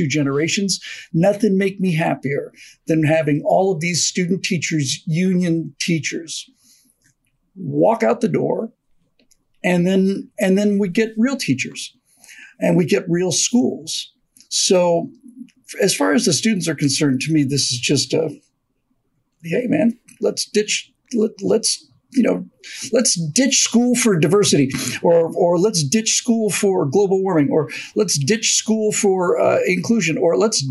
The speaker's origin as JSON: {"language": "English", "country": "Bermuda", "tie": "born or raised there", "said": "when I grew up in Bermuda"}